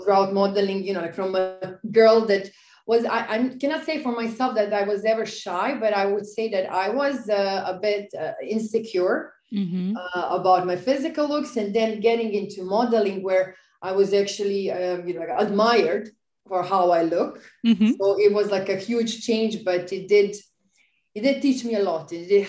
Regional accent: Serbia; I was doing a bit of modeling, bit of journalism on a local level in my hometown and a bit in Belgrade because I come from another town in Serbia. Mm-hmm. So it's a smaller town.

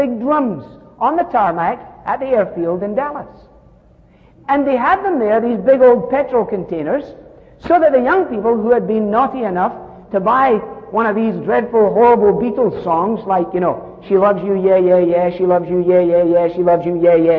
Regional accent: Scotland, United Kingdom; I'm Scottish

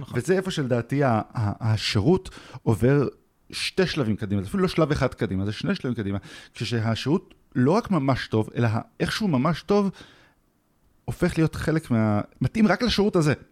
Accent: Israel; אנחנו ישראלים

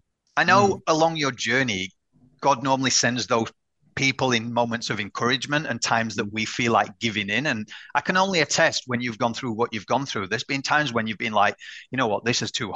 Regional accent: United Kingdom; I'm British

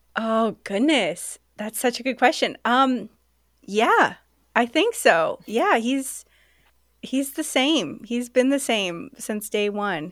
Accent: Sacramento, California, United States; also born or lived in London; now in Seattle, United States; I'm originally from Sacramento

